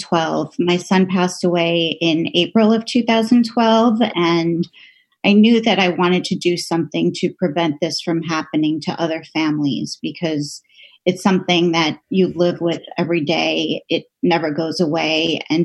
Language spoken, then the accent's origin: English; Borough Park, New York, United States; It was just a wonderful time to grow up there, a really close-knit neighborhood.